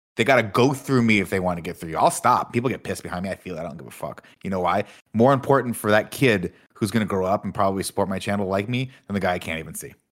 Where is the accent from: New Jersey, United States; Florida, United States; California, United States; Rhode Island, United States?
California, United States; Riverside; moved away; I grew up in Riverside